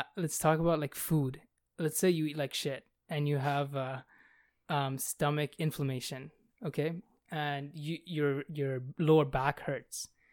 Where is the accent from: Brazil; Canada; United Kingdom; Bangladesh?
Bangladesh; moved away; I come from Bangladesh.